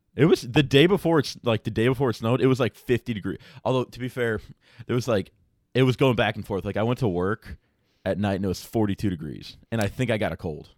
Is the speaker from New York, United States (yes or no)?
no; Chicago, Illinois, United States; moved away as an adult; now in Iowa, United States; growing up in Chicago